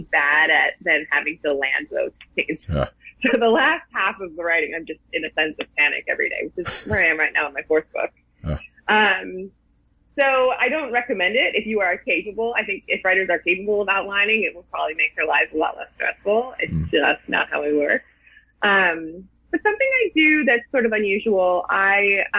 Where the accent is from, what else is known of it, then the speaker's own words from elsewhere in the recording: Milwaukee, Wisconsin, United States; I'm from Milwaukee